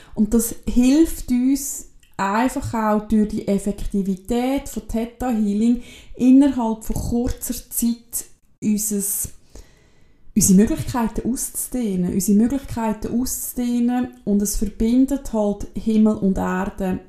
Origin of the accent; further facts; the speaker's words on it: Switzerland; bei uns in der Schweiz